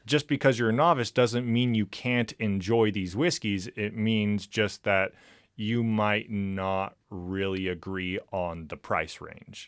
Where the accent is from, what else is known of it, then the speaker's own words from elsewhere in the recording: California, United States; moved away; I'm from California